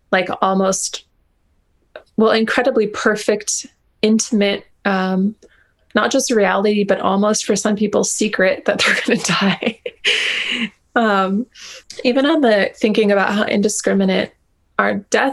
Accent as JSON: {"language": "English", "region": "Hawaii", "country": "United States", "said": "I've kind of come to this sort of like modern happy medium with myself as a Hawaiian"}